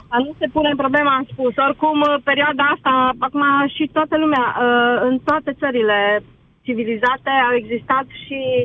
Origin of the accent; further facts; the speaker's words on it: Romania; suntem români